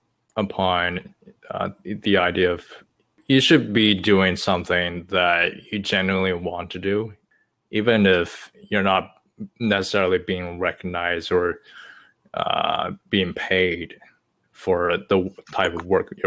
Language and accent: English; China; English is a second language; moved away as an adult; now in United States; English is my second language. I was born and raised in China to the age of 18